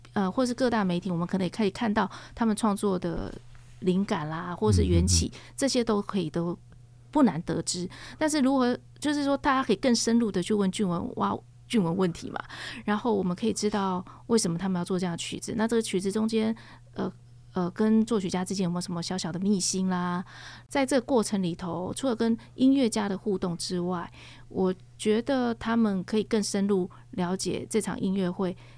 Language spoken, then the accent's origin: Chinese; Taiwan; 我们台湾